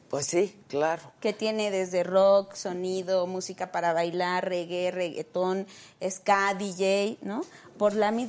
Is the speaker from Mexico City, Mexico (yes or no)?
yes; Azcapotzalco, Mexico City, Mexico; Este, escapo del Rosario.